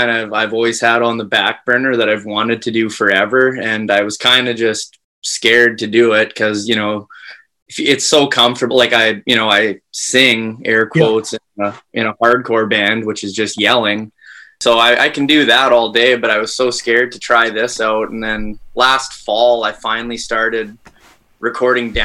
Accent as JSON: {"language": "English", "town": "Dauphin", "region": "Manitoba", "country": "Canada", "tie": "born or raised there", "said": "I grew up in Dauphin, Manitoba, home of Country Fest"}